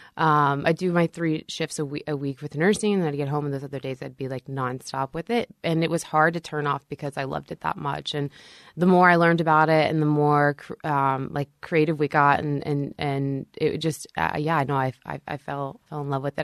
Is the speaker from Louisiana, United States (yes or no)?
yes; Shreveport, Louisiana, United States; born or raised there; now in Nashville, United States